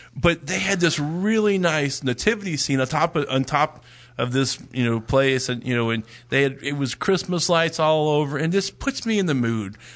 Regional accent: Dallas, Texas, United States; moved away; we're originally from the Dallas area

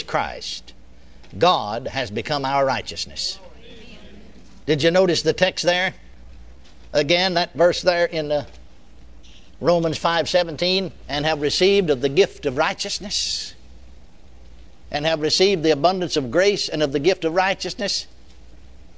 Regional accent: Texas, United States; I was born and raised in Texas.

